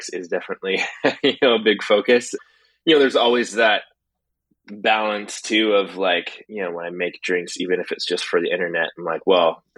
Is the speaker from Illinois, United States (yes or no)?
no; Portland, Oregon, United States; I'm from Portland, Oregon